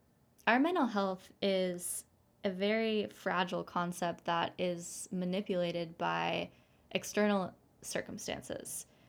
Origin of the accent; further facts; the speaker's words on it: Seattle, Washington, United States; Stars, you know that I'm from Seattle, and it's kind of, it feels like more comfortable for me in a way